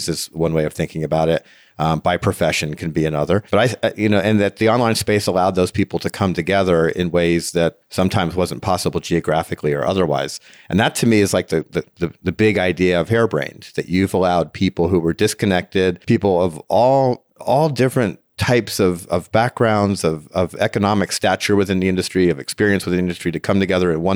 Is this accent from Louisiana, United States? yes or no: no; New Jersey, United States; I'm from New Jersey originally